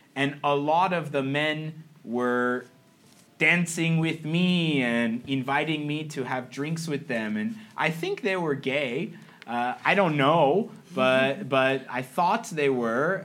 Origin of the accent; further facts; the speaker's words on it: San Jose, California, United States; moved away as an adult; now in Taiwan; I'm from San Jose, which is about one hour away from San Francisco, which is more or less the gay capital of the United States. And so I grew up seeing a lot of people